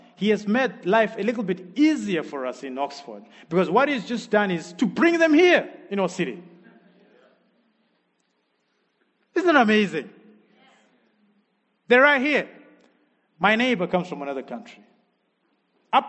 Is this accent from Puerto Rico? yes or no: no; Zimbabwe; moved away as an adult; also born or lived in Harare; now in Sheffield, United Kingdom; I'm from Zimbabwe